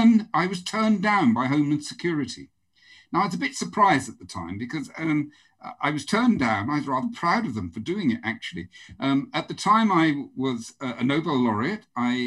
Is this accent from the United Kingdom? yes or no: yes; Norwich, East of England, United Kingdom; born there; But in the house I was born in Norwich was an 11-year-old girl who takes interest in babies.